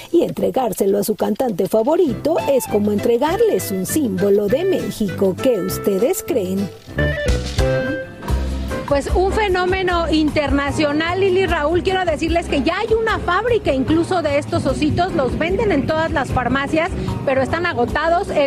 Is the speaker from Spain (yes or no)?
no; Chile; También conozco al doctor Simi, yo soy de Chile y en Chile también está...